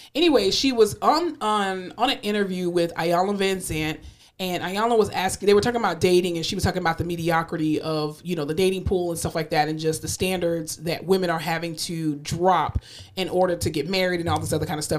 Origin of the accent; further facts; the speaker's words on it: Fort Lauderdale, Florida, United States; now in Texas, United States; I'm from Fort Lauderdale